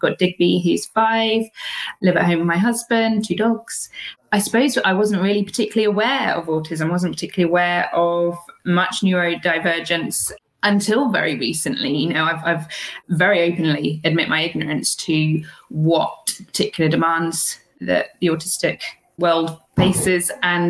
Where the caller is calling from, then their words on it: Wiltshire, South West England, United Kingdom; I'm calling in from the UK in a very sleepy little countryside town in the middle of Wiltshire in the UK.